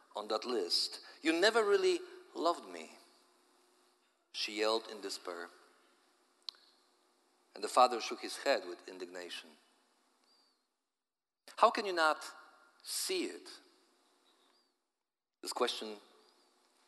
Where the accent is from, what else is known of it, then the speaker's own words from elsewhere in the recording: Poland; accent: Polish; my Polish accent